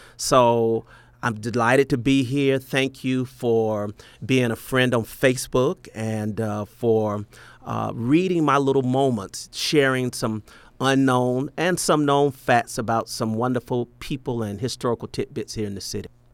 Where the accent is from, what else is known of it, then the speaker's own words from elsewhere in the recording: Atlanta, Georgia, United States; my hometown, Atlanta